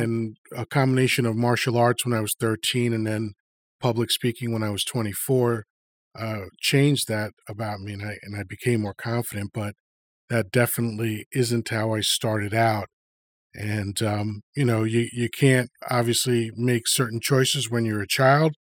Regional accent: Long Island, New York, United States; born or raised there; also born or lived in Dominican Republic / Washington Heights, New York / Elmhurst, Queens, New York

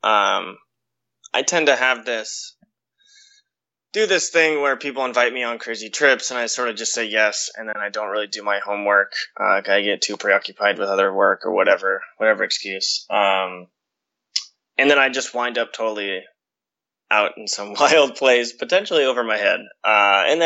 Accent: Western Oregon, United States; moved away as an adult; now in New York, United States; growing up in, you know, Western Oregon

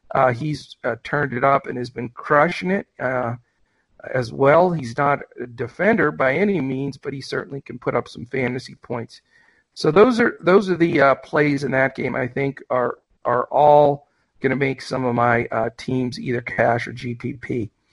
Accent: Western Pennsylvania, United States; I'm from Western PA

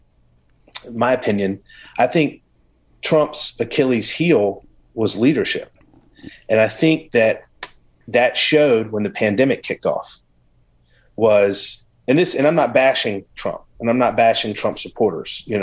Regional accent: the South, United States; I grew up in the South

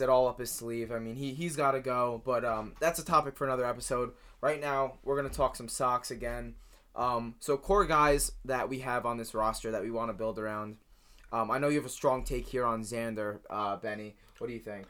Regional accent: New Jersey, United States; I'm from New Jersey

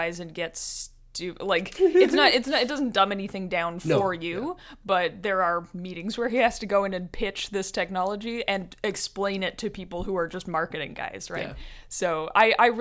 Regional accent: Canada; as a Canadian

